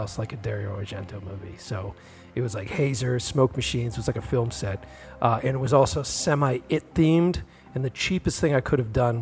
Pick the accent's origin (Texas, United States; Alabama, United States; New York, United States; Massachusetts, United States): Massachusetts, United States; Boston; born or raised there